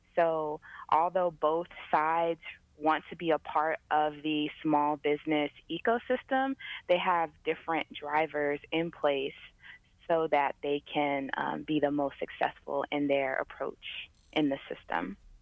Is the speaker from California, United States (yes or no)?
yes; San Diego, California, United States; I'm originally from San Diego, California